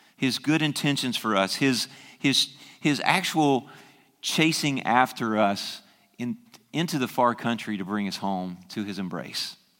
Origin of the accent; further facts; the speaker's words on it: the South, United States; moved away; I grew up in the South